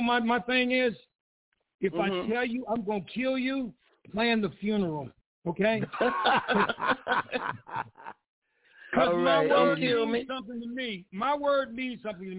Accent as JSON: {"language": "English", "region": "Pennsylvania", "country": "United States", "tie": "born or raised there", "moved": "yes", "said": "I grew up in the bluesiest part of Pennsylvania you could ever grow up in. I grew up on Lee Avenue"}